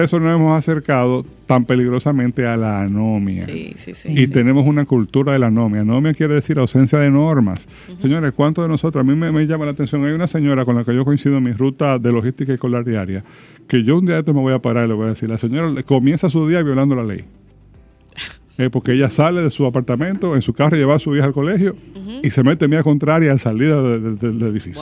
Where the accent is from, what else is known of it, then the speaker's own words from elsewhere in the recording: Dominican Republic; como sociedad dominicana